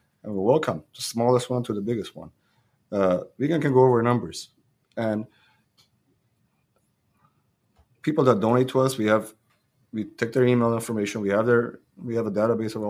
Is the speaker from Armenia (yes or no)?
yes; Hrazdan, Kotayk, Armenia; moved away; I was born in Razdan. I go back to Razdan, I feel like I'm home there